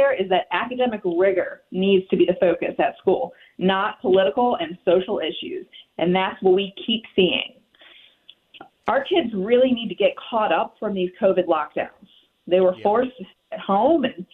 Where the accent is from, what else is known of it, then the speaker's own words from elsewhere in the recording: Mechanicsville, Virginia, United States; So we both grew up here and went to these schools. I graduated from Atlee in 2002